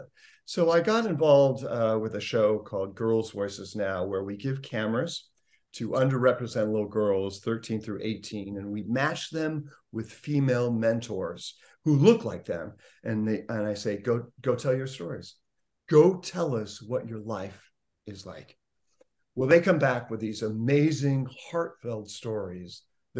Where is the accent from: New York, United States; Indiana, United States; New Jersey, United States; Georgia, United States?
Indiana, United States; growing up in Indiana